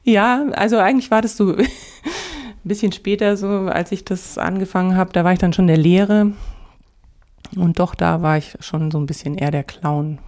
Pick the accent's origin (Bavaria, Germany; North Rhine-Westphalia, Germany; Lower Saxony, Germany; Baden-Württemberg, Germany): Bavaria, Germany; Augsburg; moved away; also born or lived in Dresden; in Augsburg, dort wo ich geboren bin